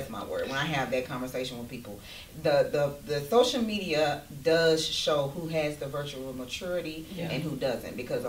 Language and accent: English; Fort Worth, Texas, United States; We are from Eastwood.